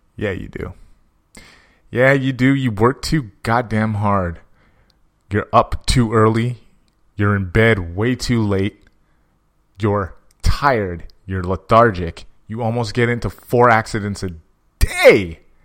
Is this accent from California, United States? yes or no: yes; San Jose, California, United States; I'm from San Jose